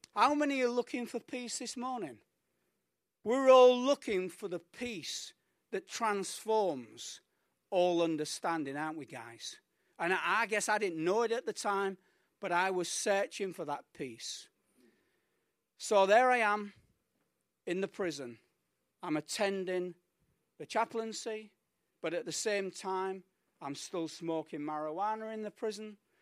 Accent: United Kingdom; moved away as an adult; also born or lived in Mallorca; now in Colombia; as we say in the U K

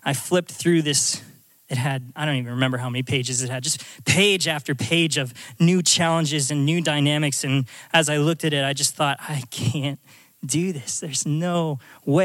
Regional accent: Alaska, United States; moved away as an adult; I'm from Alaska. I grew up in this tiny little town out in the middle of nowhere.

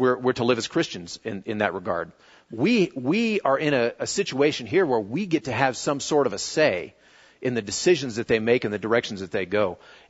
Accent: United States; being an American

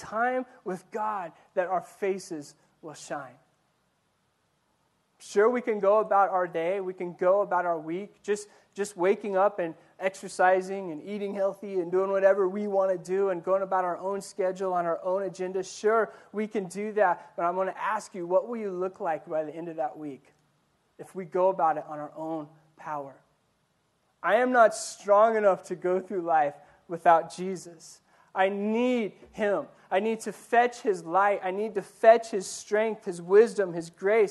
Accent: Ordway, Colorado, United States; moved away; also born or lived in Yuma; My town, especially growing up in Ordway

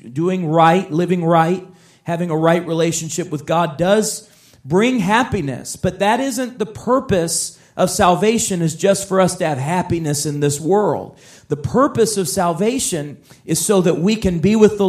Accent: Chicago, Illinois, United States; I grew up in Chicago

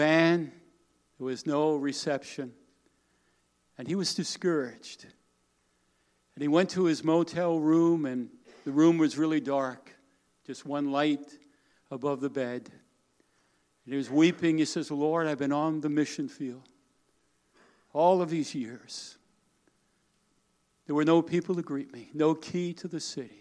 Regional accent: Smithtown, New York, United States; I grew up on Long Island, New York

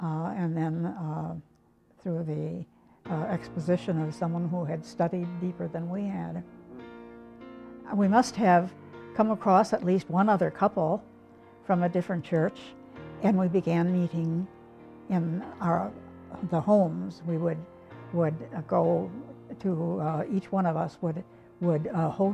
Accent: Illinois, United States; moved away as an adult; also born or lived in Kokomo, Indiana; now in Manitowoc, United States; we grew up in Illinois, but we enjoyed the Midwest and the lake especially

